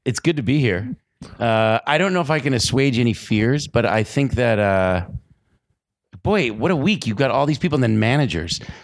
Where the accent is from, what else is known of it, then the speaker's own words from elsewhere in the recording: Chicago, Illinois, United States; I'm from Chicago